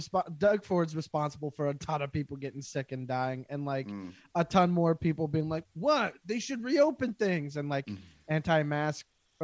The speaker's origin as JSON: {"language": "English", "country": "Canada", "said": "as a Canadian."}